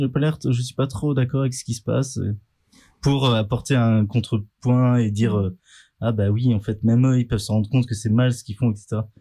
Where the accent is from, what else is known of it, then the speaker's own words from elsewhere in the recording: Vendée, Pays de la Loire, France; la Vendée où j'ai grandi